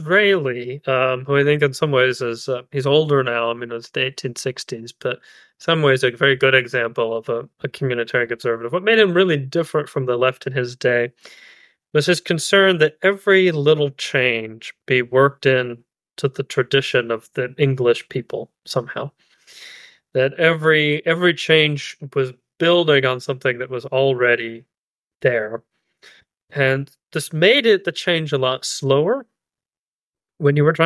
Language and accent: English; Eastern Kentucky, United States; I'm from Eastern Kentucky. I live in Eastern Kentucky